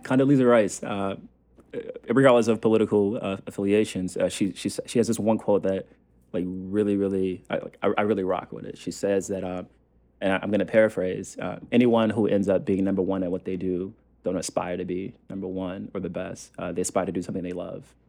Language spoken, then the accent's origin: English; the South, United States; the person that I was growing up in the South